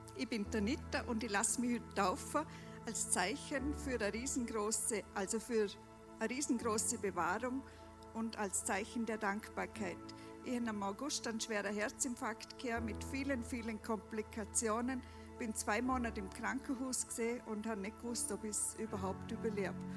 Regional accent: Dornbirn, Vorarlberg, Austria; ich komme aus Dornbirn

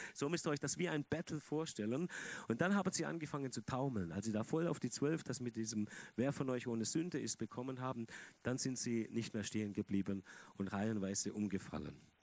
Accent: Germany; Die evangelische Kirche bei uns in Deutschland

